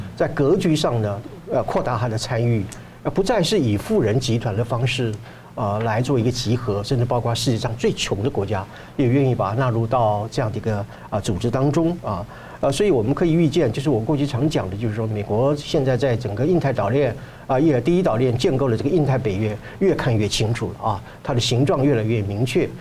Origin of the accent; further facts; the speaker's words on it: Taiwan; 我们台湾话讲